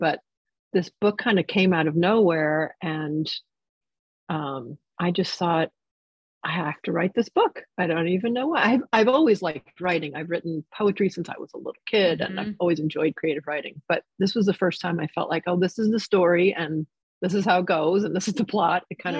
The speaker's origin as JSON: {"language": "English", "region": "New York", "country": "United States", "tie": "born or raised there", "also_born_or_lived": "New Jersey, United States", "said": "And it was just so magical to me growing up in New York and New Jersey."}